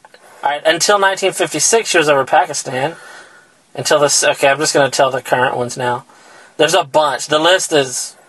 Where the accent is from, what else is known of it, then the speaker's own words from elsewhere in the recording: Ganado, Texas, United States; Born in Ganado, Jackson County, Texas, United States, southern part of the United States, America, world.